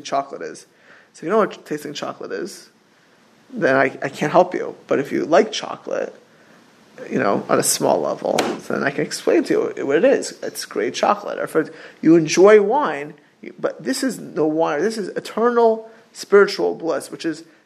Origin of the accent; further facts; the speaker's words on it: Miami Beach, Florida, United States; I grew up not far in Miami Beach from super wealthy people